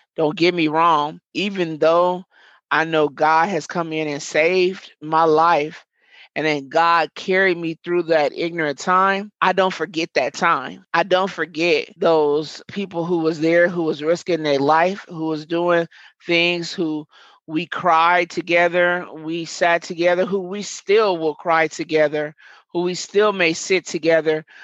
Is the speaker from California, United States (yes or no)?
no; Omaha, Nebraska, United States; Murder Town is the neighborhood that I was born and raised in.